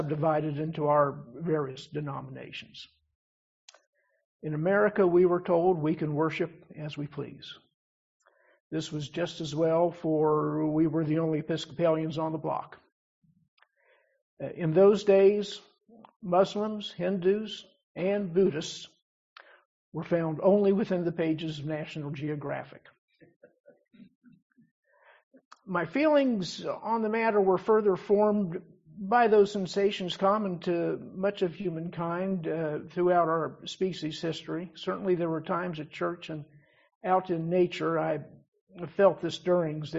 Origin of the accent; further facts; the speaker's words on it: Dayton, Ohio, United States; also born or lived in Huntington, West Virginia; I was born in Huntington, West Virginia, where my parents had been born and raised, and grew up in Dayton, Ohio, which is not that far from there